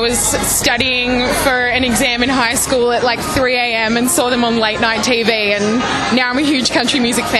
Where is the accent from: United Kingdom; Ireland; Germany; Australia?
Australia; I'm a huge little Big Town fan, so I came all the way from Australia to meet them.